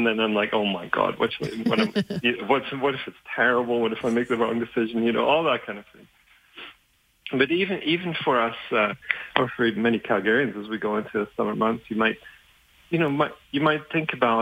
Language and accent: English; Germany; English is a second language; moved away; English isn't even my first language. So having grown up in Germany